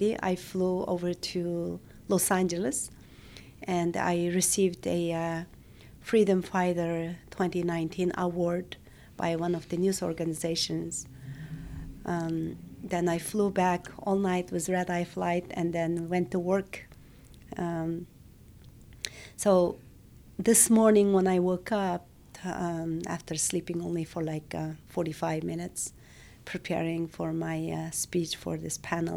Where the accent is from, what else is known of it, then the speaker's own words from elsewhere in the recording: Urumqi, Xinjiang, China; moved away as an adult; I was born and raised in Urumqi, the capital city of the East Turkestan.